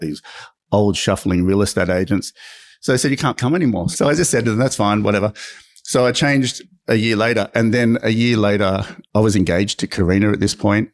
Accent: Sydney, New South Wales, Australia; I grew up in Maroubra, surfed

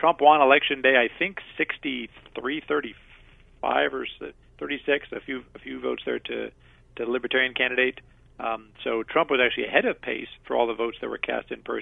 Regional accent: Colorado, United States; now in Arizona, United States; I'm originally from Colorado. I've been out here for a couple of decades

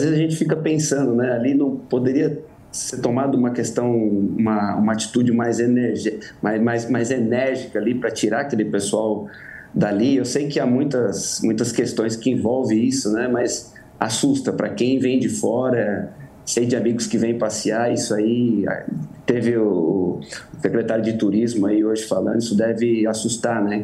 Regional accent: Guarulhos, São Paulo, Brazil; moved away as an adult; now in Mato Grosso, Brazil; E eu sou de Guarulhos, né? Mudei para o Mato Grosso e sempre vou a São Paulo

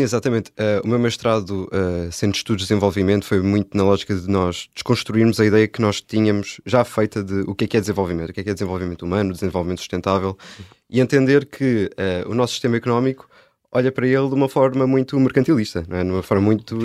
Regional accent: Póvoa de Santa Iria, Lisbon, Portugal; eu comecei a fazer teatro ah, lá na Pova de Santaria, que é de onde eu sou

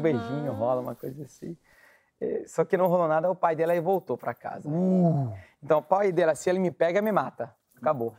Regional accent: Syria; Portuguese is a second language; moved away as an adult; also born or lived in Ukraine; now in Brazil; quando eu saí da Síria, eu fui morar na Ucrânia. Né? Eu fugi da guerra da Síria e fui para a Ucrânia

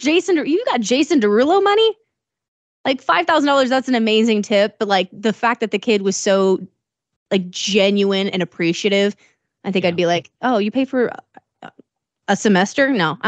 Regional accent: Decatur, Illinois, United States; In Decatur in Illinois, my hometown

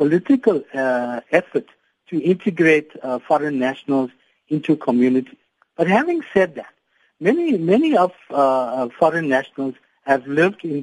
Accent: South Africa; to be proudly South African

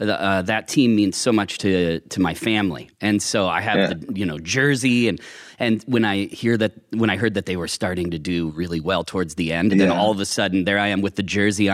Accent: Midwest, United States; I grew up in the Midwest, in the middle of nowhere.

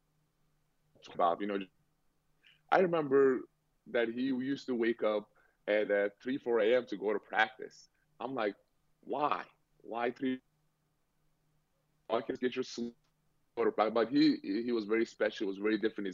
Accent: Turkey; now in Boston, United States; Well, I grew up in Turkey

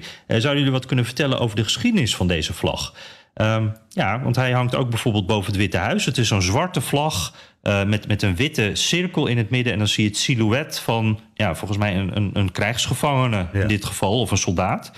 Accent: Netherlands; als Nederlander

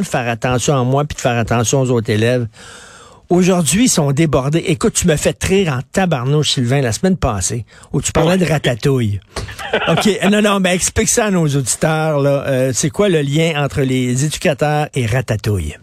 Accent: Montreal, Quebec, Canada; Je viens d'un milieu très populaire. Je viens de Verdun, le quartier pauvre de Verdun

